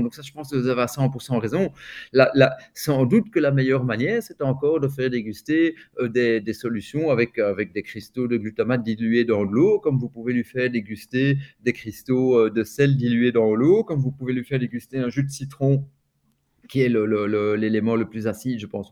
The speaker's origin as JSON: {"language": "French", "town": "Milan", "region": "Lombardy", "country": "Italy", "tie": "born or raised there", "moved": "yes", "said": "je suis né à Milan"}